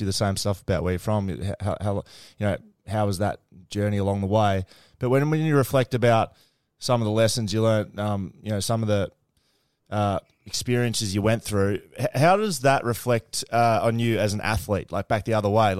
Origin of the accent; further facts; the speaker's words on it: Australia; growing up in Australia and private school